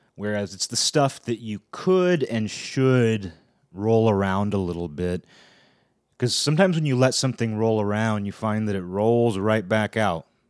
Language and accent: English; Pacific Northwest, United States; also born or lived in Olympia, Washington; I'm from the Pacific Northwest.